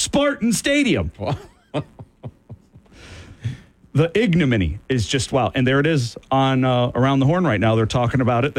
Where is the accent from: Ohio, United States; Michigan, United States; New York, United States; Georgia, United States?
Michigan, United States; Southwest; I'm from Southwest Michigan.